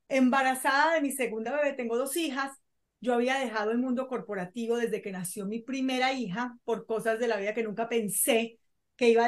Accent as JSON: {"language": "Spanish", "country": "Colombia", "also_born_or_lived": "Venezuela", "said": "yo soy colombiana, pero vivía en Venezuela, yo viví en Venezuela durante muchos años, por eso hay gente que se, no, no, sabe de dónde soy."}